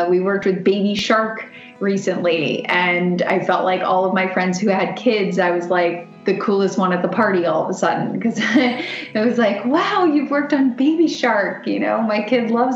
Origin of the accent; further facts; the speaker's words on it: Florida, United States; I grew up in Florida and my dad's a big surfer